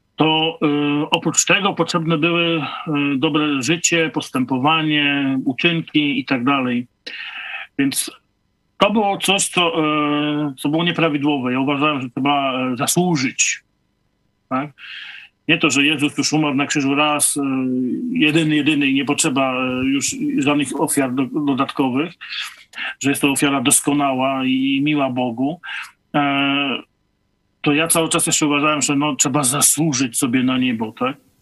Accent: Nowogród, Poland; wróciłem do Nowogrodu, do mojej rodzinnej miejscowości

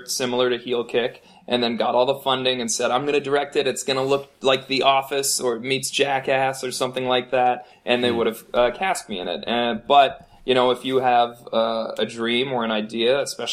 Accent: Edmonton, Alberta, Canada; moved away as an adult; now in Vancouver, Canada; my hometown of Edmonton

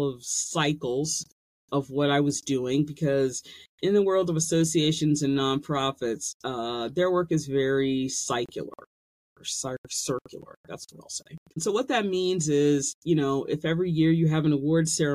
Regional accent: United States

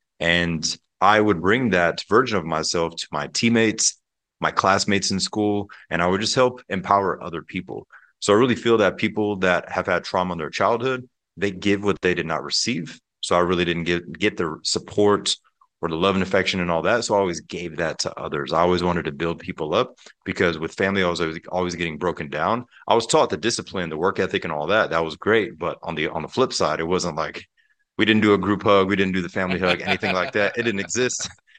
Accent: Pensacola, Florida, United States; Pensacola, Florida, and the Panhandle. If people are familiar with the Blue Angel Air Show, that's my home state and home city. But growing up there, we had a beautiful home in Pensacola.

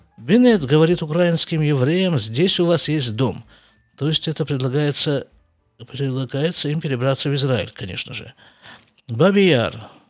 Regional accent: Siberia, Russia; moved away as an adult; now in Israel; я все рвался из Сибири куда-нибудь выскочить

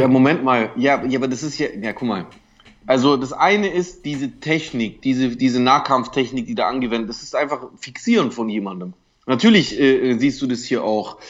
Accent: Germany; als Deutscher

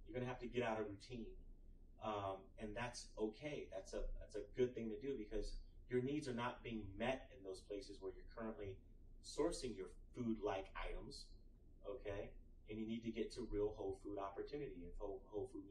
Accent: Austin, Texas, United States; I'm from Austin, Texas

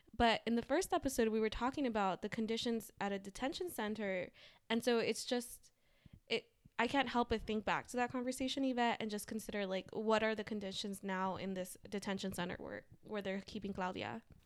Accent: Los Angeles, California, United States; I grew up in Los Angeles

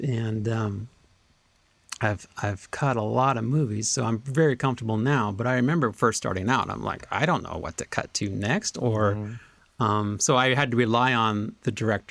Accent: Nebraska, United States; moved away as an adult; now in Los Angeles, United States; I grew up in Nebraska and I moved out to LA in 1993

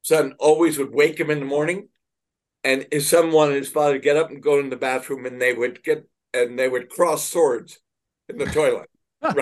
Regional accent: New York City, New York, United States; I was raised in Manhattan

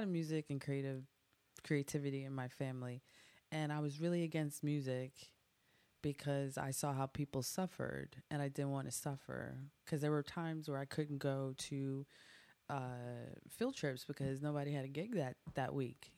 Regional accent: Evanston, Illinois, United States; also born or lived in Hyde Park, Chicago; So I'm from Chicago. I was born in Hyde Park and raised in Evanston

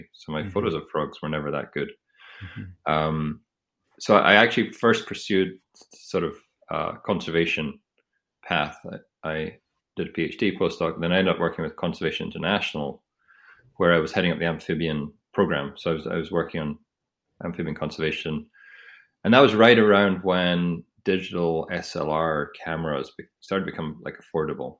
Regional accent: Edinburgh, Scotland, United Kingdom; also born or lived in Aberdeen; I grew up in Edinburgh, and I did my undergraduate in Aberdeen

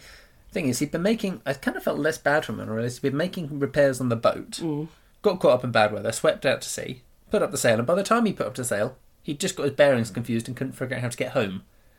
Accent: Russia; I'm from Russia.

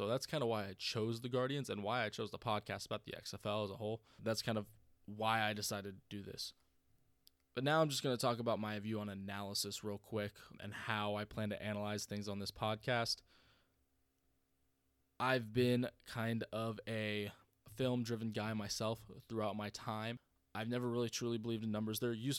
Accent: North Carolina, United States; I'm a military brat. I've moved around a lot my whole life. I'm from North Carolina.

